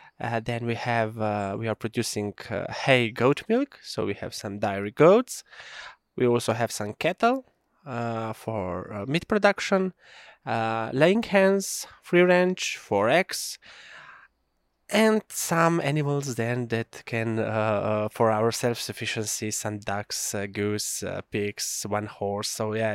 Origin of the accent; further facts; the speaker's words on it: Kamnik, Central Slovenia, Slovenia; English is a second language; I'm coming from Slovenia, from Prealp area, from the municipality of Kamnik. I'm now a farmer.